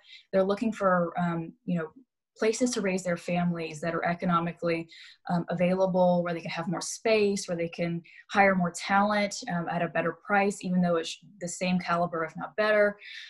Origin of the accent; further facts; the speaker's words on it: Mobile, Alabama, United States; moved away as an adult; also born or lived in Washington, D.C.; now in Houston, United States; I was born and raised in Mobile, Alabama. I grew up the eldest child to a single mother of three